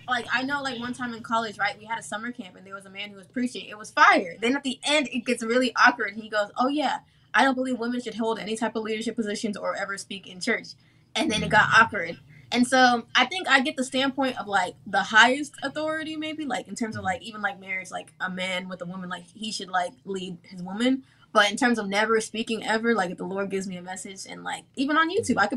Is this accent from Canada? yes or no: no; Nigeria; now in Austin, United States; Yeah, Austin, Texas, I'm Nigerian, so